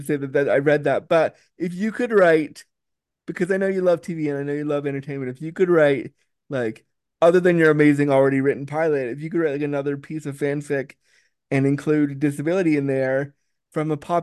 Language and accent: English; Canada; I'm Canadian